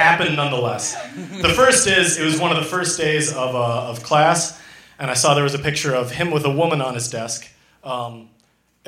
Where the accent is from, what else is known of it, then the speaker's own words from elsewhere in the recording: Minneapolis, Minnesota, United States; I'm from Minneapolis